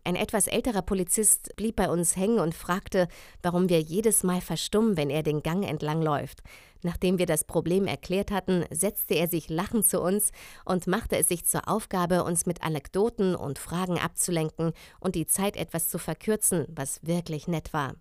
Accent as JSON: {"language": "German", "country": "Germany", "said": "Ich komme aus dem Grenzgebiet Bayern-Hessen"}